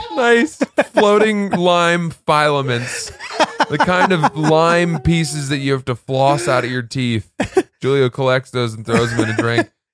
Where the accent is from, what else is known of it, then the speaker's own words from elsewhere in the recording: Maine, United States; also born or lived in New Jersey; I grew up in Maine.